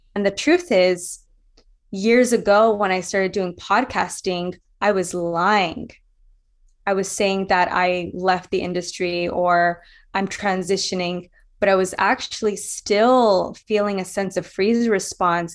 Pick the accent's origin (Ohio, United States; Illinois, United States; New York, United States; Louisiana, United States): Louisiana, United States; I was bullied in Louisiana. So I grew up in the South